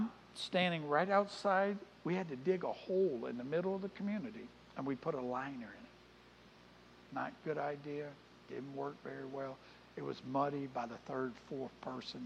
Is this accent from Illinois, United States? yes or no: no; New Orleans, Louisiana, United States; now in Easley, United States; I grew up in New Orleans.